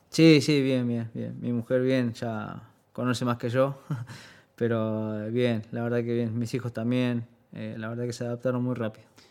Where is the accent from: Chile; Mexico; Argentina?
Argentina; moved away as an adult; now in Seville, Spain; somos de, Argentina